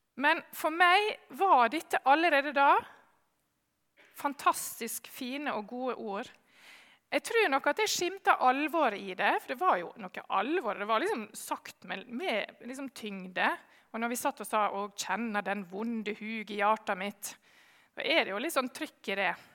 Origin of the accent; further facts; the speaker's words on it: Sjøholt, Møre og Romsdal, Norway; Jeg har vokst opp eh, på Sjøholt på Sunnmøre